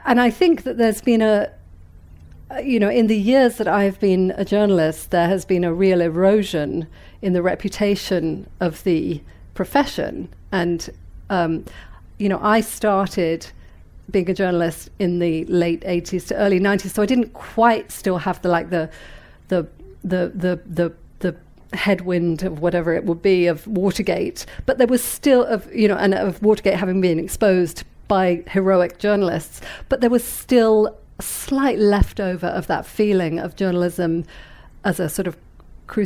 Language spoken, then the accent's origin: English; Weymouth, South West England, United Kingdom; moved away as an adult; also born or lived in London / New York; I was born in London, but as I say, you know, grew up in Weymouth